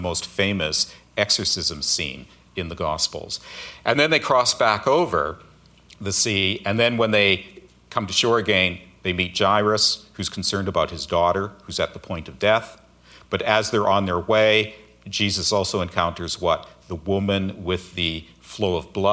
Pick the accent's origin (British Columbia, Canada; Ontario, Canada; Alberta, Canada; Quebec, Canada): Alberta, Canada; moved away as an adult; also born or lived in Seattle area, United States; now in Seattle, United States; I grew up in Alberta, so I'm kind of used to cold winters, but the last few decades I've been in the Seattle area